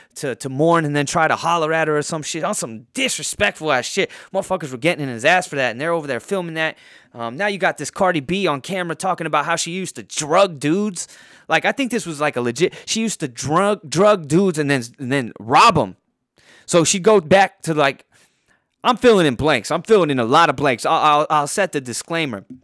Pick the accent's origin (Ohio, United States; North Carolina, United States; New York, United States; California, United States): California, United States; Poway; my hometown of Poway